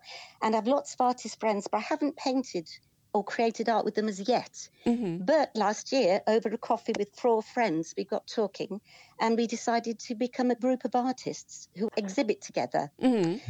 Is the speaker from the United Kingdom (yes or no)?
yes; Stratford-upon-Avon, West Midlands, United Kingdom; also born or lived in Leamington Spa; I was born in Stratford.